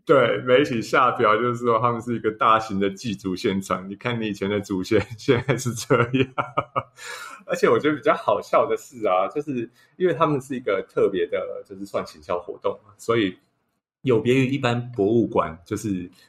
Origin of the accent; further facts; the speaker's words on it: Hsinchu, Hsinchu City, Taiwan; 我本身是新竹人